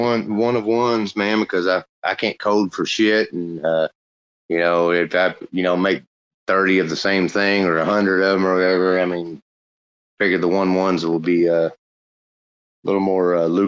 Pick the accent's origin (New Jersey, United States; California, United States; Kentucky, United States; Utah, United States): Kentucky, United States; Louisville; Kentucky. Louisville. Louisville.